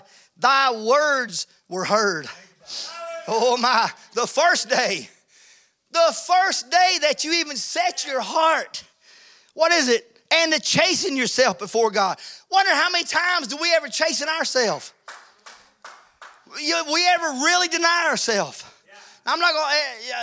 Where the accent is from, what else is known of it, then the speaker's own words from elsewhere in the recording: Georgia, United States; moved away; When I moved to Georgia, I was born in Georgia. I moved away and came back